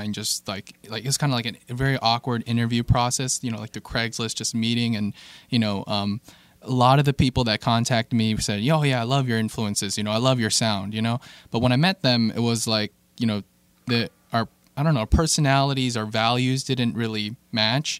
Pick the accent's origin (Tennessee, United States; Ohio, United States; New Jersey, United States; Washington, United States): Ohio, United States; now in Los Angeles, United States; I'm Korean, but from Ohio, so born in Ohio